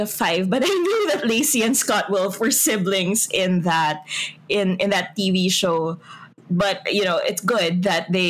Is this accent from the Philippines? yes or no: yes; Philippines; heart as a Filipino.